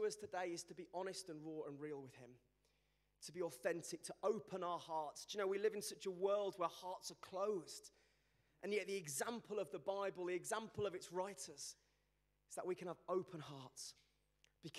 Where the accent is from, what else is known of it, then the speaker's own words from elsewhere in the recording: Birmingham, West Midlands, United Kingdom; also born or lived in Sheffield; I'm from Birmingham